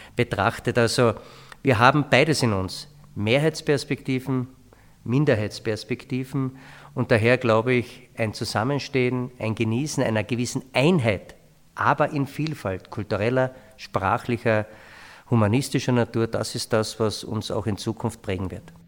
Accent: Carinthia, Austria; bei uns in Kärnten

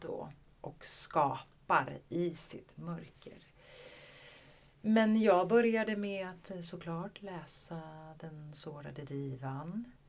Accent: Skåne, Sweden; jag är ju från Skåne

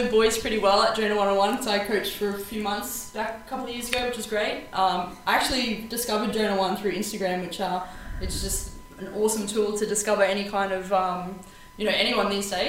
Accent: Townsville, Queensland, Australia; also born or lived in Perth, Western Australia; I'm actually originally from North Queensland, up in Townsville. That's where I grew up. But I was born over in Perth, Western Australia.

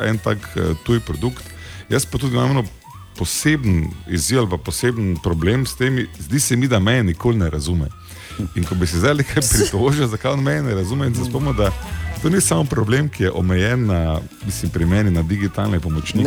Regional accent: Slovenia

